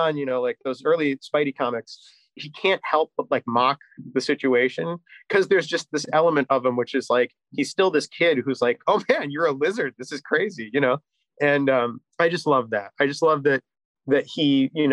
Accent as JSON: {"language": "English", "town": "Chicago", "region": "Illinois", "country": "United States", "tie": "born or raised there", "said": "I'm from Chicago"}